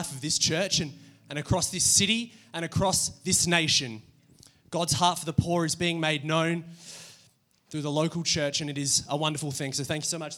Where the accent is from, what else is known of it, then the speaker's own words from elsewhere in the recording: Adelaide, South Australia, Australia; I grew up here in Adelaide